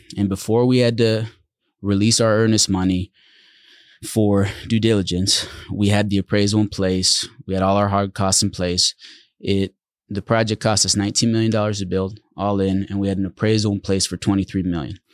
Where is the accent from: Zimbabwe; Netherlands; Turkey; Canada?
Netherlands; moved away; also born or lived in Central Oregon; We grew up in the Netherlands